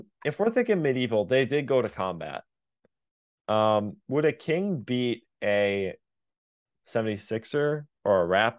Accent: Texas, United States; Because we're from Texas.

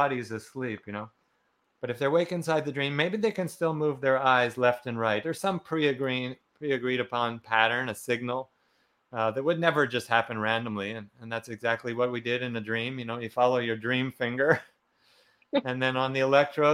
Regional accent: Quebec, Canada; I'm from Canada. So in Quebec here, there wasn't too much in the way of like awakening or anything going on at that time.

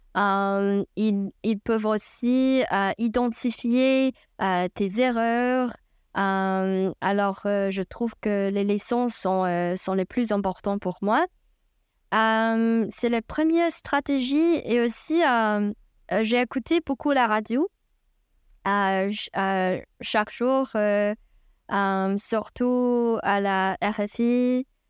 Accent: China; French is a second language; moved away as an adult; also born or lived in United States; now in New York City, United States; je viens de Chine

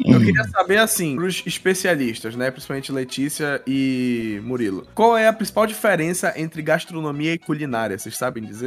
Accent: Belém, Pará, Brazil; a gente é aqui de Belém, Belém do Pará

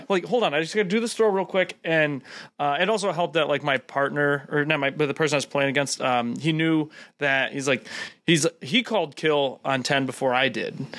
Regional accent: Cleveland, Ohio, United States; moved away as an adult; now in Oklahoma, United States; I'm from Cleveland, so it's like first 24 years of my life

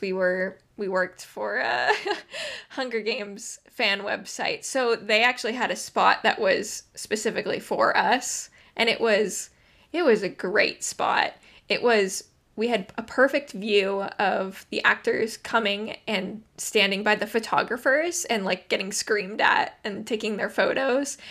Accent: Phoenix, Arizona, United States; also born or lived in London; I'm from Phoenix

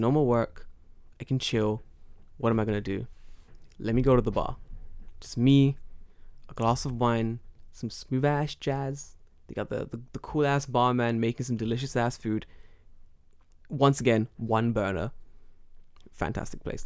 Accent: London, United Kingdom; now in Japan; I'm from London

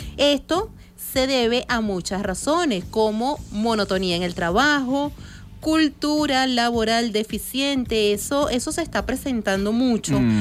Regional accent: Venezuela; somos venezolanos

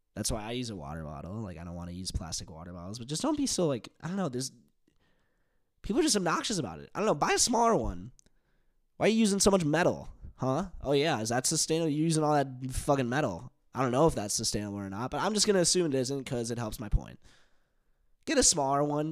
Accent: United States; accent: American; my American accent

